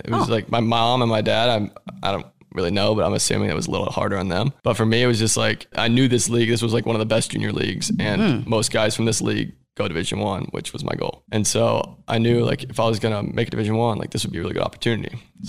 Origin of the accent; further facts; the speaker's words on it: Columbus, Ohio, United States; born there; Well, I knew I was an Ohio State fan because I was born in Columbus.